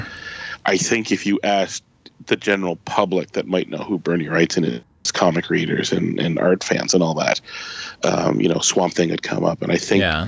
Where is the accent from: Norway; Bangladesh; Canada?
Canada; I'm a Canadian